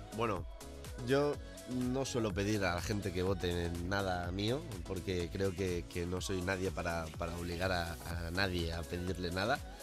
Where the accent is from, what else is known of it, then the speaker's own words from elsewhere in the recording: El Puig, Valencian Community, Spain; moved away; donde yo vivo, bueno, donde yo vivía, donde me crié, eh, en Valencia